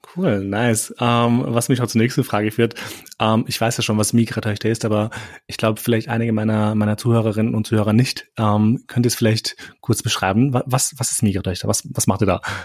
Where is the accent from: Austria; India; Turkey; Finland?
Austria; ich bin in Österreich aufgewachsen